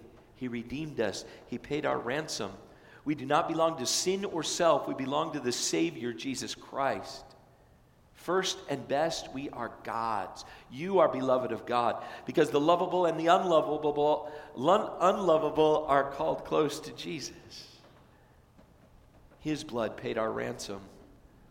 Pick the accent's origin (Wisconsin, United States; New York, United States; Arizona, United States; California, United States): California, United States; moved away; I was from California